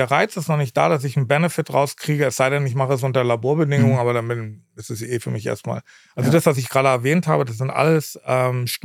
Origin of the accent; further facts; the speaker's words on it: Berlin, Germany; Ähm, ich komme ja ursprünglich aus Berlin und in Tegelort dann, äh, ist auch ein Teil meiner Familie ansässig.